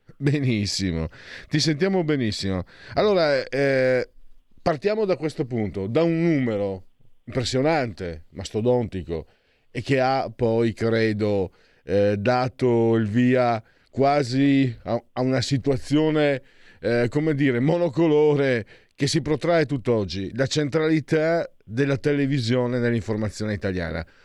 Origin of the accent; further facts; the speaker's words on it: Friuli-Venezia Giulia, Italy; io vengo dal Friuli, dal, dalla profonda campagna